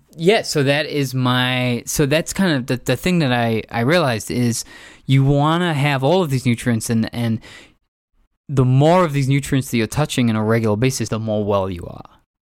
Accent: England, United Kingdom; moved away; also born or lived in San Francisco; growing up in England

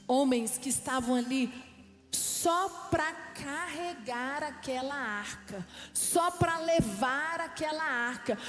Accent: Brazil; nós somos brasileiros

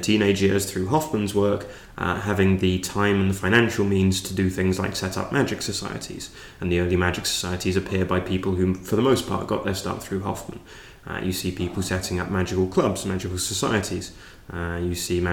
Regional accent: London, United Kingdom; I grew up in London

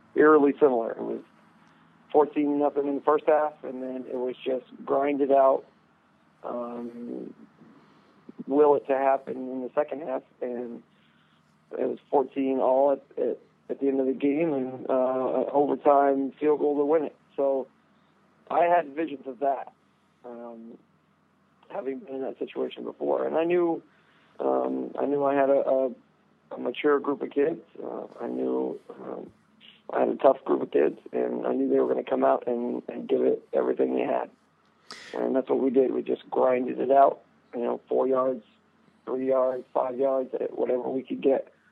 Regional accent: Cokeville, Wyoming, United States; I grew up in Cokeville

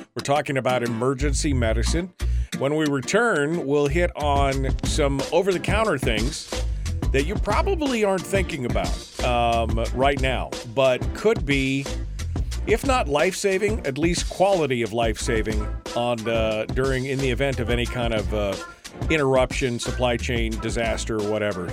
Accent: Alaska, United States; being born and raised in Alaska and, and being from a family of sourdough gold miners

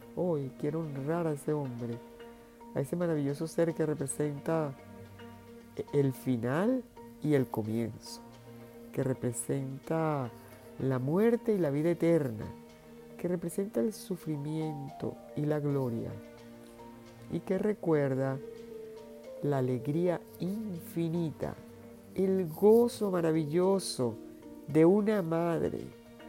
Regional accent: Venezuela; en Venezuela, donde yo nací

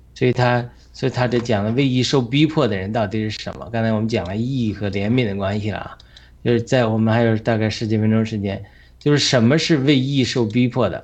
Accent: China; 我们中国人

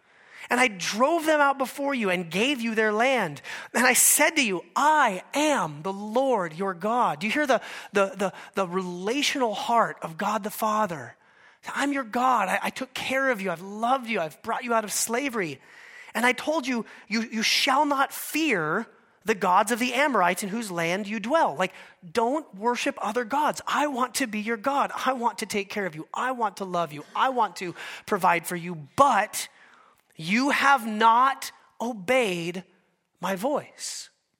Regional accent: Alaska, United States; But I am from Alaska, and our state bird there is the mosquito.

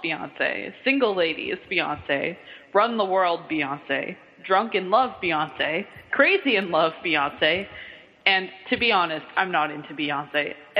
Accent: Kentucky, United States; accent: southern; I get my southern accent because, you know, I am from Kentucky.

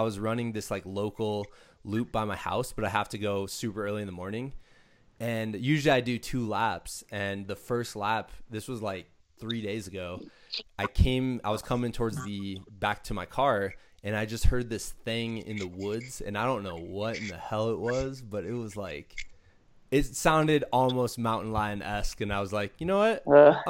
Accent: Midwest, United States; Like, I'm from the Midwest. I'm like, nothing can kill you in the Midwest unless you like get kicked by a cow or something.

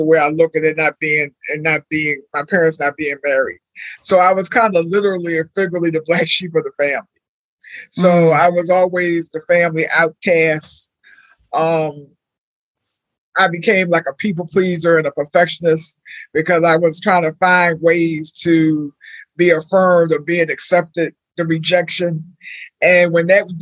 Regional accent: Maryland, United States; moved away as an adult; also born or lived in Washington, D.C.; I didn't grow up in Philadelphia, but I think what I grew up in a small town in Maryland.

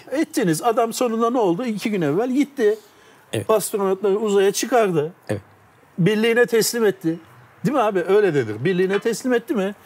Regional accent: Turkey; first language Turkish; Sonuçta ben Türk'üm abi ana dilim Türkçe

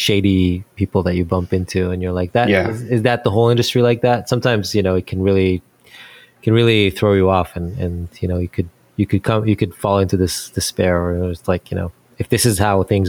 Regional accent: Israel; moved away as an adult; now in United States; I'm from Israel originally, and that's where I kind of got my first start

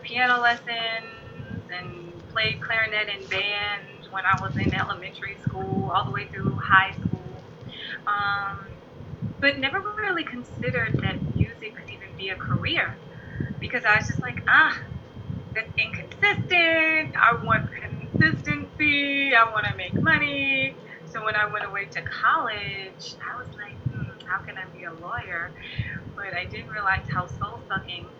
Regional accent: Baltimore, Maryland, United States; I am from Baltimore City and grew up and raised, born and raised West Baltimore

